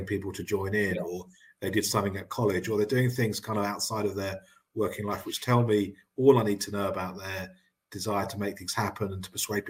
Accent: Cambridge, East of England, United Kingdom; I grew up in Cambridge

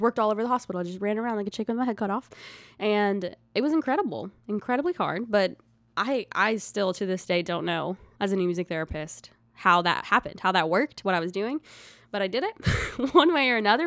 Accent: Gladeville, Tennessee, United States; also born or lived in Mount Juliet, Tennessee; I'm from a tiny town called Gladeville, Tennessee

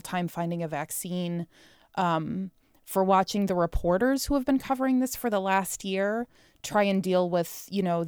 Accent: Chicago, Illinois, United States; now in Seattle, United States; I'm from Chicago

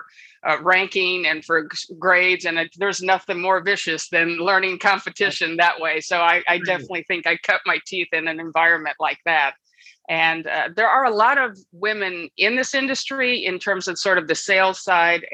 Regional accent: Birmingham, Michigan, United States; moved away as an adult; also born or lived in Boston, Massachusetts / San Francisco, California / Los Angeles, California; now in San Luis Obispo, United States; I'm originally from Michigan. So I grew up in Birmingham, Michigan

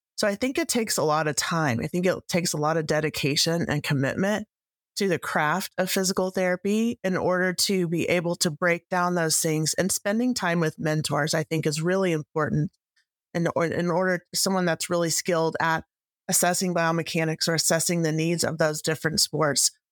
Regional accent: Texas, United States; I'm actually from Texas, just north of Frisco

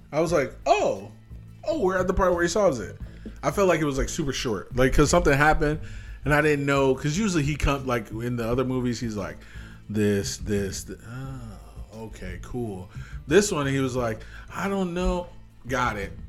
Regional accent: United States; as an American.

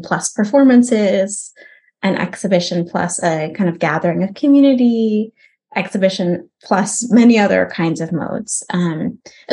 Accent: United States; also born or lived in Oakland, California / Germany; I was working as an American-born Jew in Germany

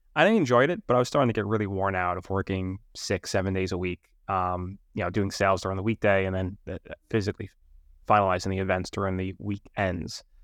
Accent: New York City, New York, United States; moved away; I'm from Staten Island, New York.

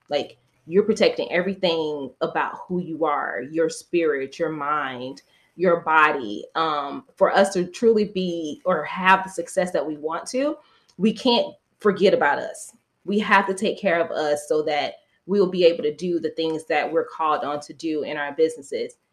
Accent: Florida, United States; where I grew up in the South, Florida.

